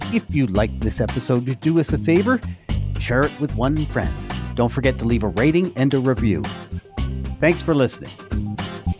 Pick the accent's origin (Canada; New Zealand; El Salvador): Canada; I am a Canadian